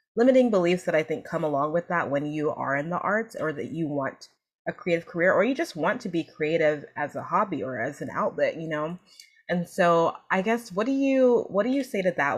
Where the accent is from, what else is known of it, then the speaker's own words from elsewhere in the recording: New Jersey, United States; I was born in New Jersey, but my family is Nigerian.